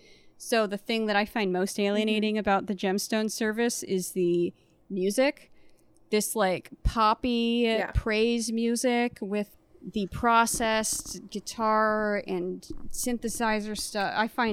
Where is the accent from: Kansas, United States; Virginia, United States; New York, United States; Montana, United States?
Virginia, United States; I was raised Mormon in Virginia, not Utah.